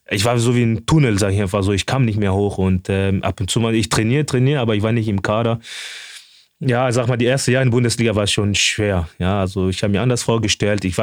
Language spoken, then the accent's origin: German; Osnabrück, Lower Saxony, Germany; Also ich bin in Osnabrück groß geworden